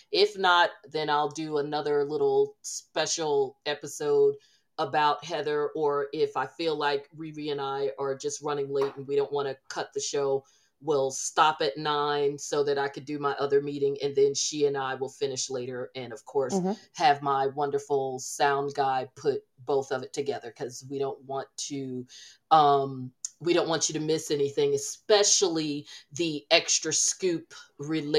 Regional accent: New Jersey, United States; growing up around New Jersey

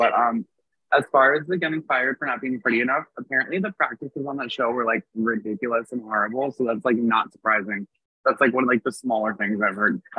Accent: New York City, New York, United States; I'm born from Jamaica, Queens

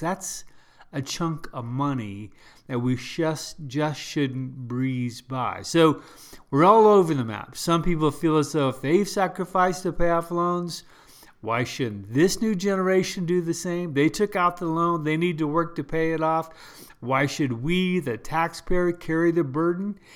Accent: United States; I'm first a Christian, then I'm American.

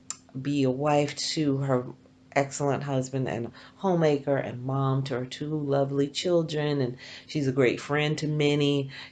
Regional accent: South Carolina, United States; now in Easton, Pennsylvania, United States; I'm from South Carolina.

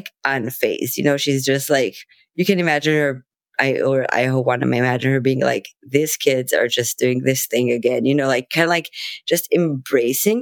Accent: Israel; I'm from Israel

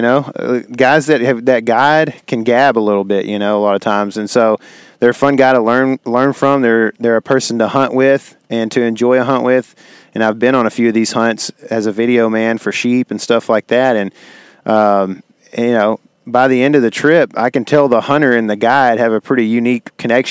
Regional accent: Texas, United States; being a Texan

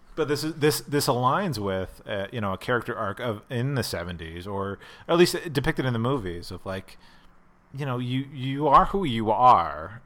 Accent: Pennsylvania, United States; now in Los Angeles, United States; I grew up in in Pennsylvania where you ha, you can only buy your beer in one place

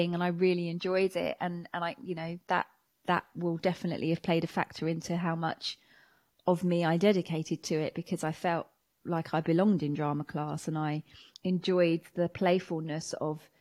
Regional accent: Watford, East of England, United Kingdom; I grew up in Hertfordshire. I mean, in Watford, Hertfordshire specifically.

